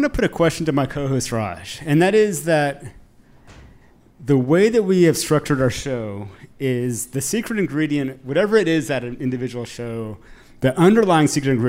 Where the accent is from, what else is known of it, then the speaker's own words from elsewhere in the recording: Austin, Texas, United States; moved away; what I see here in Austin, and I grew up in Austin, and I spent a lot of time here, and I moved back after a long time, a couple of years ago.